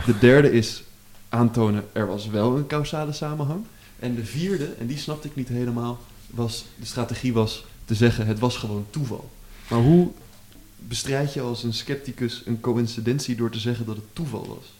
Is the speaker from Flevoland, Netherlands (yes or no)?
no; Amsterdam, North Holland, Netherlands; ik kom uit Amsterdam